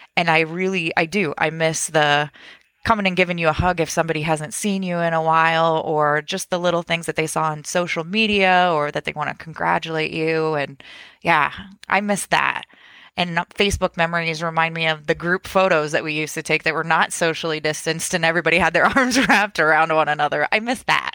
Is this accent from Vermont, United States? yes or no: no; Champaign, Illinois, United States; I'm born and raised in Champaign